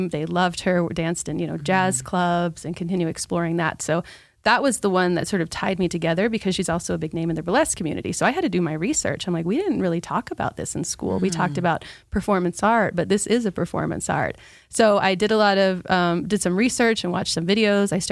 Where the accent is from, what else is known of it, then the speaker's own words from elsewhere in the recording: Utah, United States; also born or lived in Spain / Iceland; No, I'm not from here. I was a Navy brat, so I was born in Spain and we lived in Spain and then Iceland and then ended up in Utah and I grew up